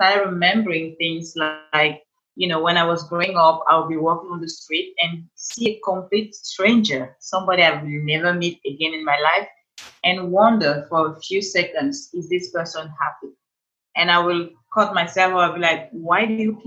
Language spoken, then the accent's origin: English; Cameroon; moved away as an adult; now in Los Angeles, United States; So I'm originally from Cameroon. That's where I have this beautiful accent. I moved in to Los Angeles 4 years ago, straight from Cameroon